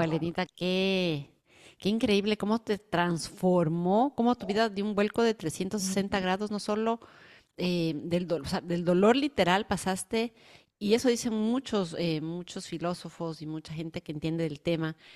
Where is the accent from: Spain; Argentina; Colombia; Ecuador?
Ecuador; now in United States; yo soy del Ecuador y tengo toda mi familia allá